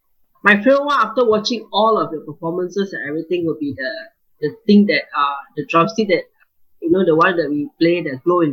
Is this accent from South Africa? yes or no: no; Kedah, Malaysia; now in Kuala Lumpur, Malaysia; I'm from Kedah, and I grew up there, and moved down to KL